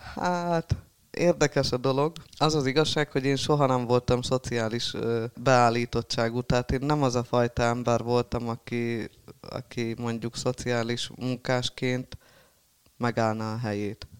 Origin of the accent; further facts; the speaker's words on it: Halmajugra, Heves, Hungary; also born or lived in Eger; Ott élek jó régóta, mióta születtem